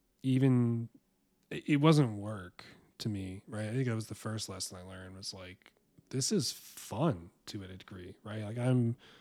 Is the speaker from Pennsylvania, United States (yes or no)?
yes; Philadelphia, Pennsylvania, United States; moved away as an adult; also born or lived in Fairfax, Virginia / New York; now in Seattle, United States; I was born and raised in South Philly, youngest of four boys.